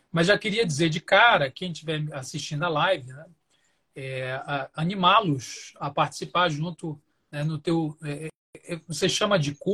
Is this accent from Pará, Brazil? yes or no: yes; Belém, Pará, Brazil; also born or lived in Belo Horizonte; now in São Paulo, Brazil; Eu moro atualmente na região metropolitana de São Paulo, mas sou de Belém do Pará, estou é, recém-chegado aqui em São Paulo, que morava em Belo Horizonte há pouco tempo.